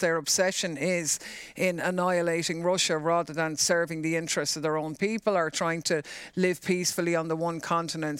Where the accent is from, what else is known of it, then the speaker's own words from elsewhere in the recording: Ireland; for us as Irish people